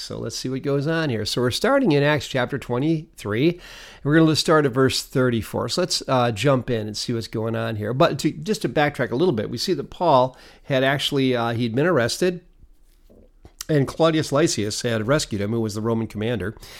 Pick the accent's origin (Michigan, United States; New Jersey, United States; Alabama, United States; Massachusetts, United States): Michigan, United States; Detroit; now in Canandaigua, United States; Having come from the city of Detroit